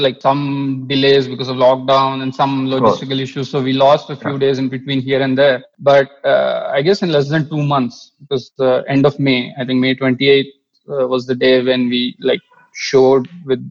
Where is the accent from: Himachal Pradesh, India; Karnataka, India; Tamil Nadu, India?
Karnataka, India; Mangalore; when I was a kid growing up in Mangalore